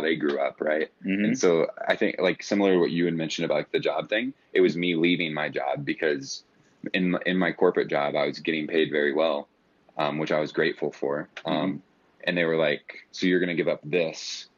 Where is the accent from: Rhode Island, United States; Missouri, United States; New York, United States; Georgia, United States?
Missouri, United States; St. Louis; I'm from St. Louis, Missouri